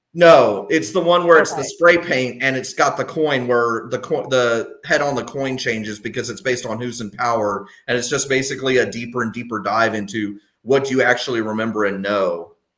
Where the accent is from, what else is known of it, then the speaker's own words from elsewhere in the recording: Texas, United States; I grew up in Texas